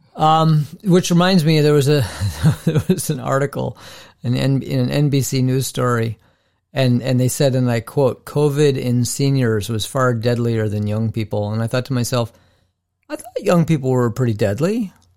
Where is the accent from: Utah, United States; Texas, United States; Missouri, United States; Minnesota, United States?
Minnesota, United States